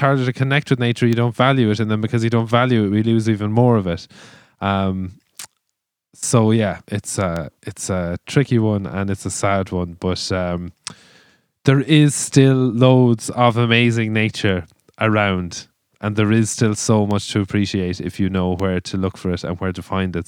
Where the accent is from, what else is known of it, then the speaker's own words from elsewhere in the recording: Ireland; us as Irish people have built our culture with and around